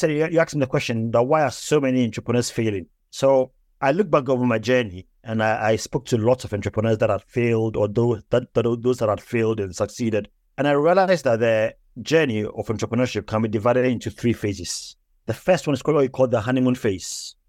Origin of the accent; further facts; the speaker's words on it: Ghana; moved away as an adult; also born or lived in England; now in United Kingdom; I was born in the UK. I was born in England. And then my parents moved to Africa, to Ghana, when I was 5 years old. I then got all my education in Ghana